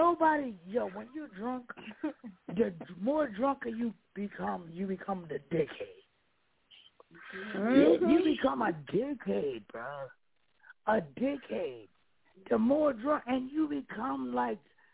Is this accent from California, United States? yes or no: no; New York City, New York, United States; Brooklyn made me the man that I am today